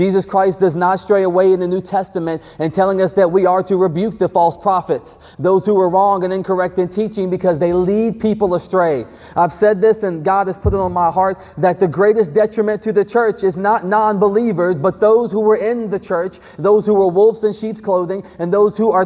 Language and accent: English; Greenville, South Carolina, United States; I grew up in Greenville, South Carolina